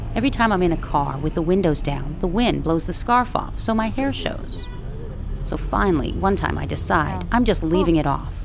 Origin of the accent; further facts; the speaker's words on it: Chicago, Illinois, United States; I'm from Chicago